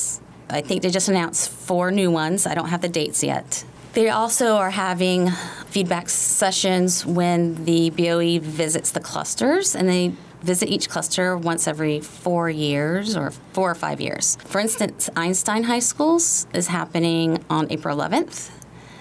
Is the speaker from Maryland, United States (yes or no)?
yes; Prince George's County, Maryland, United States; So I grew up in Prince George's County in the 80s